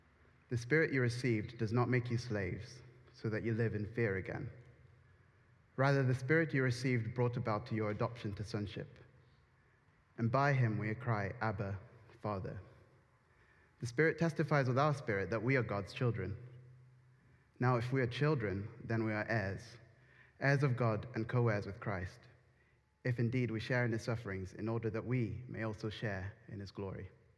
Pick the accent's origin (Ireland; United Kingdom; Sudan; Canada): United Kingdom; And then I felt that saying I'm British couldn't really fully encapsulate my identity